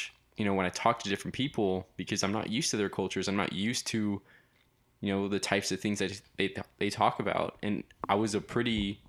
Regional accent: Laredo, Texas, United States; moved away; I'm from Laredo, Texas.

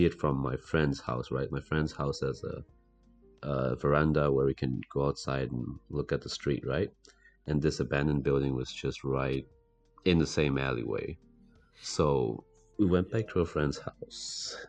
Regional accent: England, United Kingdom; moved away; I was raised in England

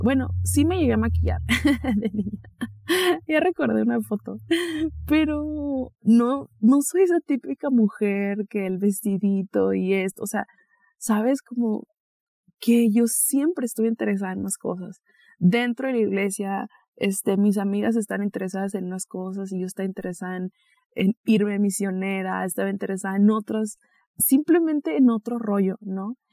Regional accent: Mexicali, Baja California, Mexico; now in Guadalajara, Mexico; pronto me voy a estar mudando a mi natal Mexicali

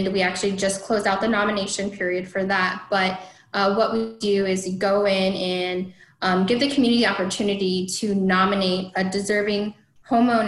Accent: Northern Iowa, United States; I grew up in Northern Iowa

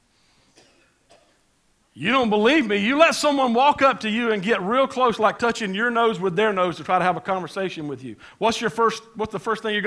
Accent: United States

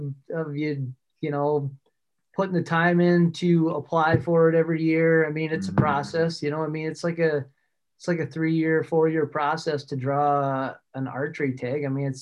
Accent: La Crosse, Wisconsin, United States; also born or lived in western United States; Yeah, I was born and raised in La Crosse, Wisconsin. Kind of moved out west for a little while in my late teens, early 20s, but ventured back home.

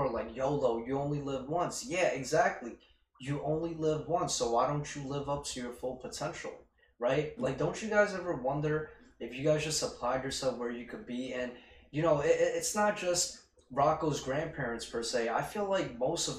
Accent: New York City, New York, United States; we're both from Queens

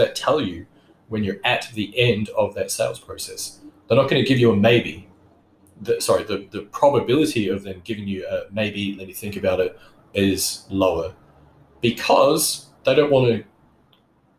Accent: New Zealand; now in Australia; I grew up in New Zealand. I'm a New Zealand citizen

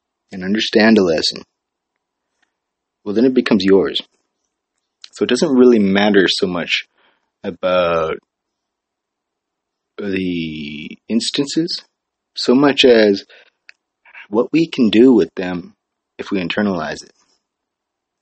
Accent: Hawaii, United States; now in San Jose, United States; I'm from Hawaii

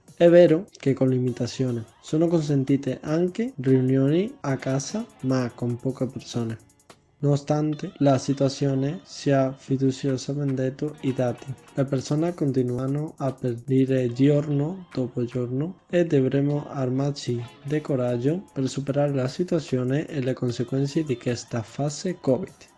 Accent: Badajoz, Extremadura, Spain; Italian is a second language; moved away as an adult; now in Bologna, Italy; sono a Bolonia, aunque se sono di Badajoz, una piccola cita in España

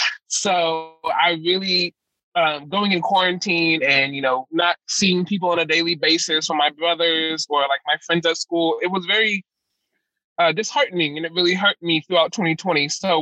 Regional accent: Winchester, Virginia, United States; moved away; I am from Winchester, Virginia. It's a predominantly white city.

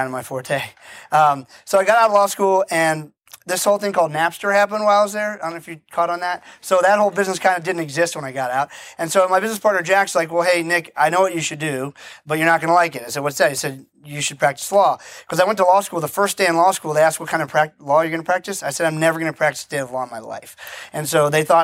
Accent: Barbados; I'm originally from the island of Barbados. My family's been there for 300 years.

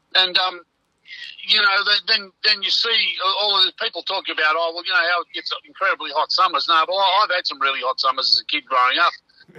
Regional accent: Sydney, New South Wales, Australia; as a kid growing up in Mount Druitt, like, it was always colder in winter and hotter in summer than anywhere else in Sydney.

